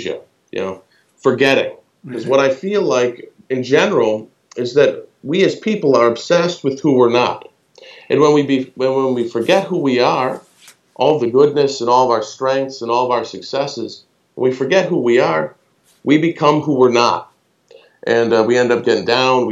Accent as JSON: {"language": "English", "country": "United States", "said": "I'm American"}